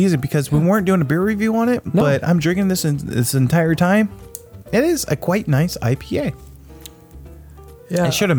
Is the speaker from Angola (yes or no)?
no; Australia; We are from Australia. You guys have to enjoy our beaches, okay?